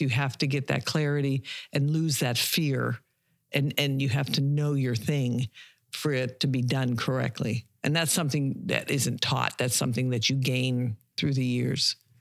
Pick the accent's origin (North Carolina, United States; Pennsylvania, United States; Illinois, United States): Pennsylvania, United States; Pittsburgh; moved away as an adult; also born or lived in Savannah, Georgia / Darien, Georgia / Beaver County, Pennsylvania; now in Pine Island, United States; originally I am from Pittsburgh, Pennsylvania